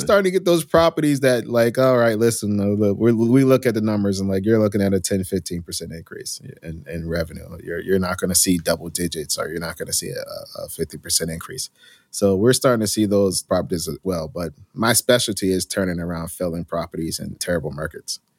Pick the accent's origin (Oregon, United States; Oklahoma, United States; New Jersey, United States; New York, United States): New Jersey, United States; I grew up in New Jersey, in a small little urban town inside of Union County